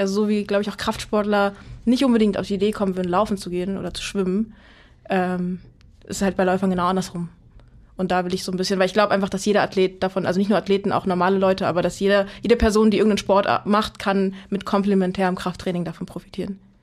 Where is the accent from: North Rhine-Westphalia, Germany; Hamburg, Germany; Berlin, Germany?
Berlin, Germany; komme aus Berlin, ähm, also ah. nicht ursprünglich, aber ich bin mit Berlin aufgewachsen